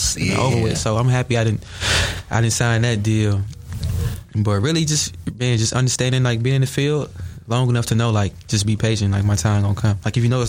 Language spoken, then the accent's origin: English; Bolingbrook, Illinois, United States; also born or lived in Chicago; I love Bolingbrook. That's my hometown and everything, but it's not too much opportunity out there. So I went to Chi.